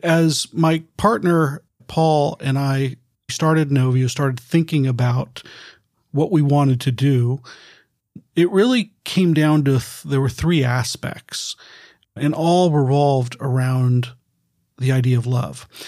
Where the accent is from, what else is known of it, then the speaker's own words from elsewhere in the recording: Bay Area, California, United States; I was born and raised here in the Bay Area